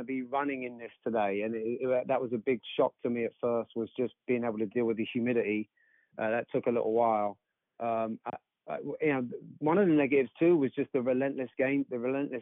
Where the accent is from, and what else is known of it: England, United Kingdom; moved away as an adult; now in Pensacola, United States